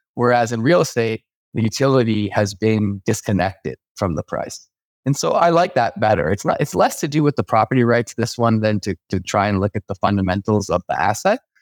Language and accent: English; Canada; as a Canadian